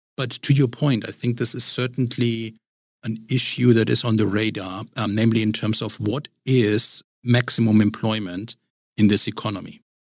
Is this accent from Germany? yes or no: yes; Germany; now in Richmond, United States; my, my background is in Germany and growing up in Germany